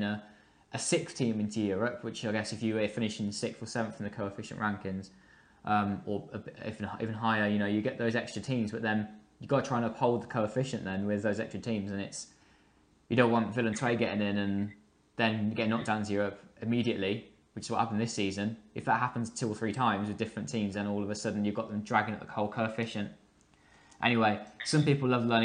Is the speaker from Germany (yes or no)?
no; England, United Kingdom; I'm English